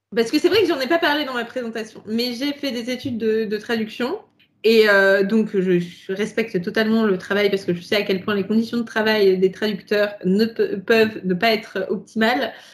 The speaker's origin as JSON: {"language": "French", "country": "France", "said": "Ici, nous sommes français, nous sommes trois petits euh, franchouillards"}